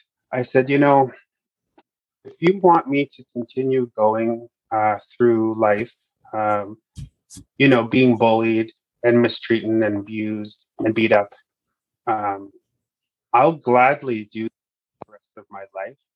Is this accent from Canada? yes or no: yes; Fort McMurray, Alberta, Canada; I grew up in the regional municipality with Buffalo, growing up in Fort McMurray.